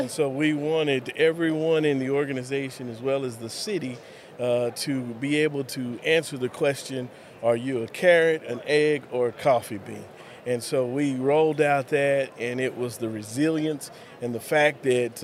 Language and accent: English; Lubbock, Texas, United States; also born or lived in Dallas Fort Worth area, Texas; now in Colorado City, United States; Grew up in Lubbock